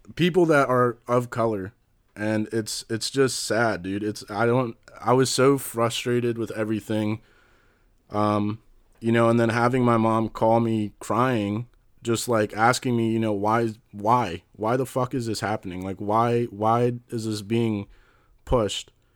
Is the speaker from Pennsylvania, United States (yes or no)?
no; West Deer Park, Maryland, United States; also born or lived in Brookeville; I grew up in West Deer Park